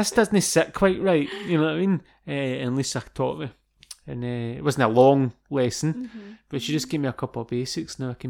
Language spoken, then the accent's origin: English; Scotland, United Kingdom; I thought you'd have known about this being Scottish.